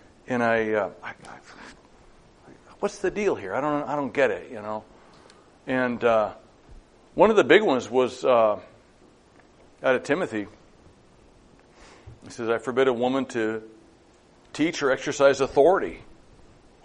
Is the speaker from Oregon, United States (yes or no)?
yes; Madras, Oregon, United States; also born or lived in Lakeview; Madras, my hometown where I grew up